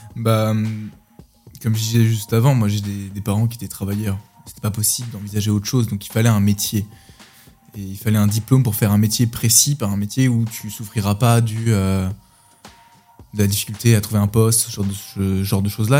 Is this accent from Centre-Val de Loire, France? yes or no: yes; Orléans, Centre-Val de Loire, France; moved away as an adult; now in Nantes, France; je viens d'Orléans, de la, campagne orléanaise. J'y ai passé 22 euh, années de ma vie.